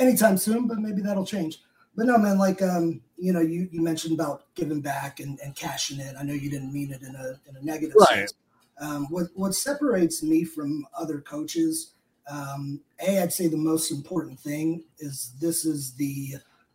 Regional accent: Richmond, Virginia, United States; moved away; I was down in my hometown of Richmond, Virginia.

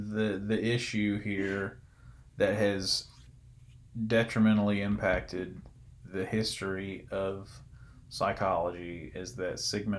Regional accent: the South, United States; accent: Southern

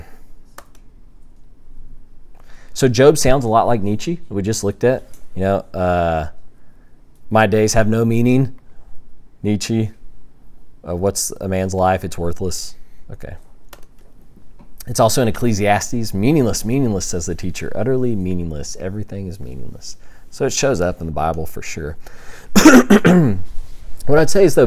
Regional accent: Texas, United States; I grew up in Texas, and the reason I grew up in, or I went to ACU because I was in Texas, and I grew up in Texas because my dad had a job there

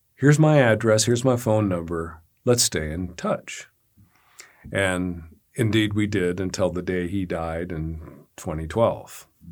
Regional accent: Montana, United States; I'm from Montana

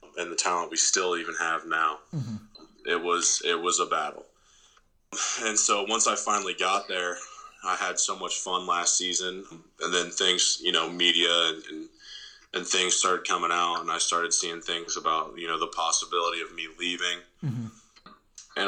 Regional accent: Ohio, United States; I'm from Ohio

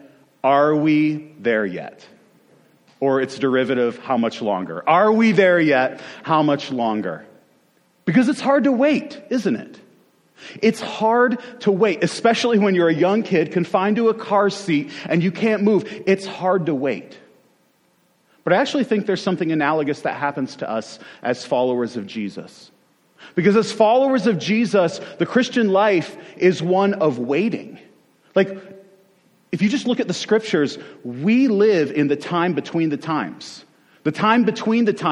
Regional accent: Western New York, United States; I am originally from Western New York

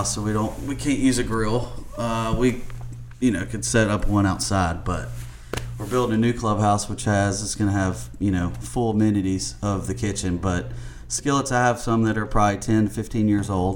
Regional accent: the South, United States; we're in the South, and I was born and raised here

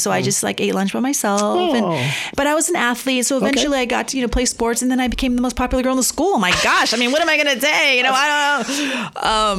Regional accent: San Francisco, California, United States; also born or lived in Santa Rosa, California / New York City; Yeah, I grew up in San Francisco.

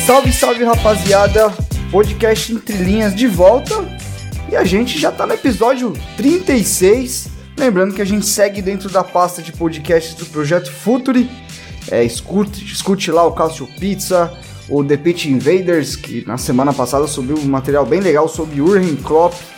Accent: São Paulo, Brazil; A gente é paulista

